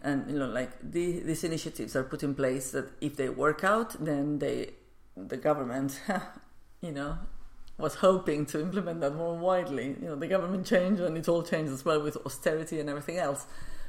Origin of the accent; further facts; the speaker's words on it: Barcelona, Catalonia, Spain; English is a second language; Yes, where I was born.